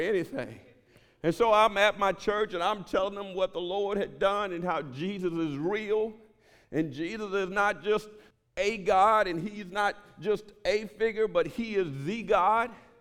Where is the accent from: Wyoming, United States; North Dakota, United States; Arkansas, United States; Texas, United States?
Texas, United States; Houston; I was born in Fifth Ward in Houston, Texas, and they made gangbanging movies about that community